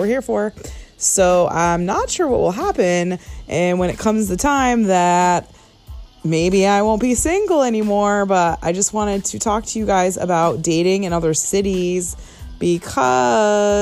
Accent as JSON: {"language": "English", "region": "Connecticut", "country": "United States", "tie": "born or raised there", "moved": "yes", "lives_now": "Los Angeles, United States", "said": "born and raised in Connecticut"}